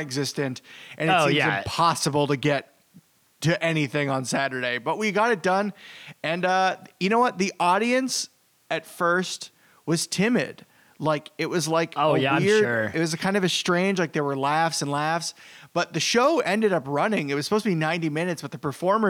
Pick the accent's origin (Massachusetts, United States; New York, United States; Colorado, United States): Massachusetts, United States; Boston; from Boston